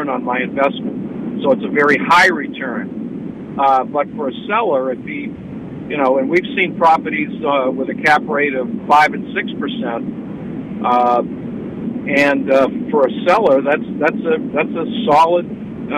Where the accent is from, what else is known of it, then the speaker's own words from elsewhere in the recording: Bangor, Maine, United States; I'm from Bangor